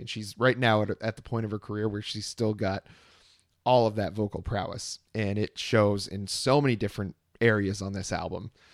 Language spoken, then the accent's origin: English; Vermont, United States; now in Austin, Texas, United States; nowhere is like Vermont, nowhere is like growing up in Vermont